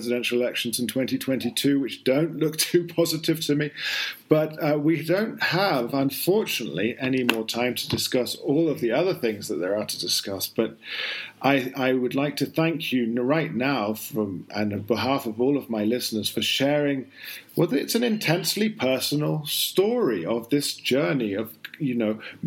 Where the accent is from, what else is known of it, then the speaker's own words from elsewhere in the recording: United Kingdom; now in Colombia; being a Brit